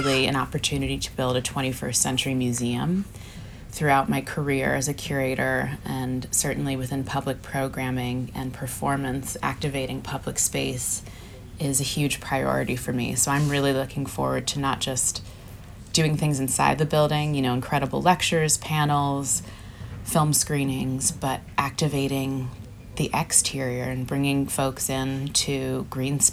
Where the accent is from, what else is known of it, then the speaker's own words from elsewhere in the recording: Philadelphia, Pennsylvania, United States; moved away as an adult; now in Los Angeles, United States; I grew up in Philadelphia on the East Coast